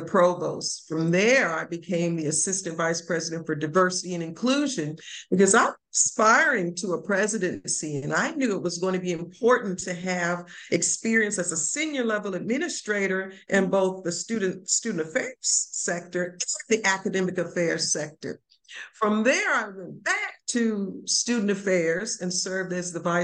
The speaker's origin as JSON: {"language": "English", "town": "Lorain", "region": "Ohio", "country": "United States", "tie": "born or raised there", "also_born_or_lived": "Nashville, Tennessee / Frankfort, Kentucky", "moved": "as an adult", "said": "I'm from Lorain, Ohio."}